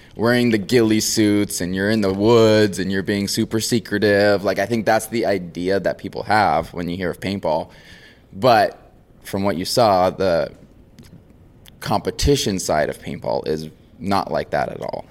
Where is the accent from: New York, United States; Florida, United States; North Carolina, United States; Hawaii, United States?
Hawaii, United States; Maui; born and raised on Maui. So from Hawaii, uh, small island